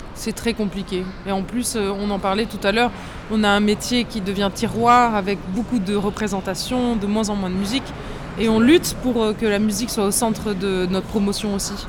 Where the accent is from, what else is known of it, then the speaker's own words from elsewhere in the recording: south of France, France; moved away as an adult; now in Paris, France; c'est notre euh, région, on est très fiers